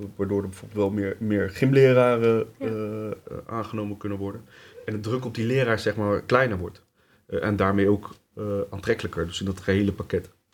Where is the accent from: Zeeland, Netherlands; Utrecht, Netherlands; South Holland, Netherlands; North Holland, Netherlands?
South Holland, Netherlands; Leidschendam-Voorburg; also born or lived in Tunisia; Ik ben eh, geboren in Tunesië. Eh, opgegroeid hier in Leidschendam-Voorburg. In Voorburg-Noord om eh, precies te zijn